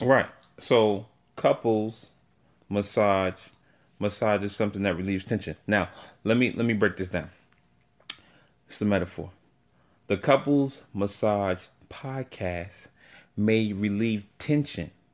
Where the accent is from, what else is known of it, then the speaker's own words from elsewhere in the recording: New York City, New York, United States; accent: New York; also born or lived in Atlanta, Georgia; now in Maryland, United States; I was raised in New York. So I came to New York at the age of three, and I was raised there.